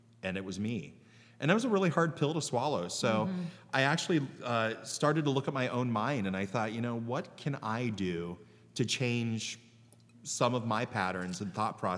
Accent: Canal Fulton, Ohio, United States; also born or lived in Cleveland, Ohio; now in Columbus, United States; It's by Maslin. Yeah. And my hometown was so small that one year they had mules that pulled the canal boat up and down the canal.

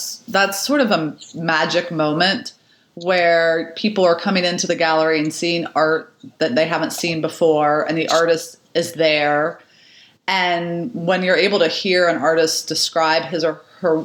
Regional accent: Chandlersville, Ohio, United States; now in Columbus, United States; I grew up in Zanesville, technically outside of Zanesville, in Chandlersville, Ohio, on a big, beautiful farm

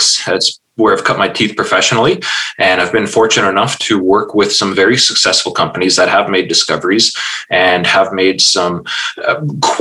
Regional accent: Elliot Lake, Ontario, Canada; I'm actually from Elliott Lake, Ontario

